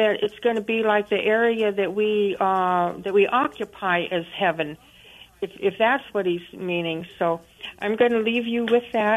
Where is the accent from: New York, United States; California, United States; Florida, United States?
California, United States; Topanga; growing up in Topanga, California